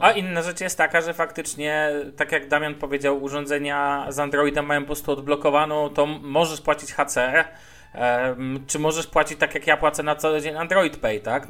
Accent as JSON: {"language": "Polish", "town": "Szczecin", "region": "West Pomeranian Voivodeship", "country": "Poland", "moved": "yes", "lives_now": "Warsaw, Poland", "said": "ja pochodzę ze Szczecina"}